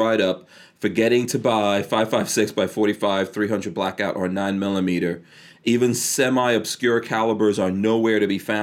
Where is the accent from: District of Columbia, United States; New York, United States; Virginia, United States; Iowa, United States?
New York, United States; moved away; I remember growing up in New York